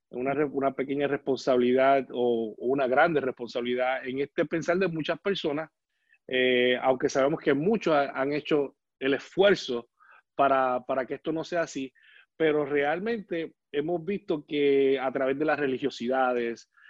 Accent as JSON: {"language": "Spanish", "town": "Bayamón", "country": "Puerto Rico", "tie": "born or raised there", "moved": "as an adult", "lives_now": "Augusta, United States", "said": "Nosotros somos de Puerto Rico, eh, específica, boricuas, eh, específicamente yo de la ciudad de Bayamón y Vanessa de la ciudad de Canoa."}